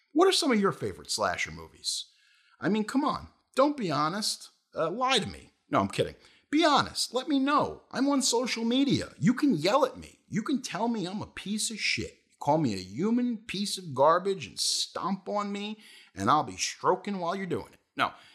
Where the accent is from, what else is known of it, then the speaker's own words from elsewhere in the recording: Brentwood, New York, United States; where I grew up in Brentwood and here in New York